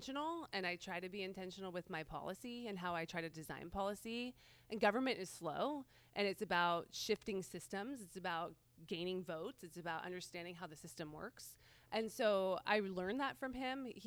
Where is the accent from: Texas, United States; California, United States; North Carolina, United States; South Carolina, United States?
California, United States; Aptos; also born or lived in Oakland, California; I grew up out in Aptos and went to UCSC